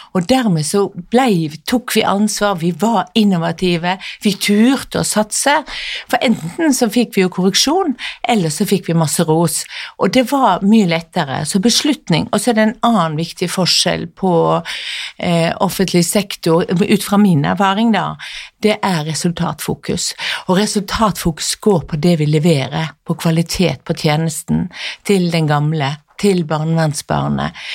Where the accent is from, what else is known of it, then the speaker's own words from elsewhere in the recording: Western Norway, Norway; moved away; also born or lived in Bærum; Jeg er jo vestlending sjøl